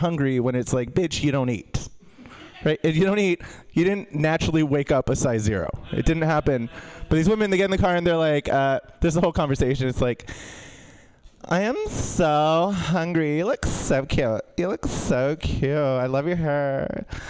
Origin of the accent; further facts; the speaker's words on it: San Diego, California, United States; I'm from East County, San Diego, the part that people don't talk about